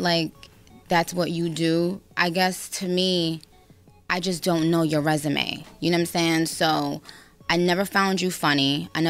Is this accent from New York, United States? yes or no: yes; New York, United States; I grew up in New York. I've grown up on Hot 97.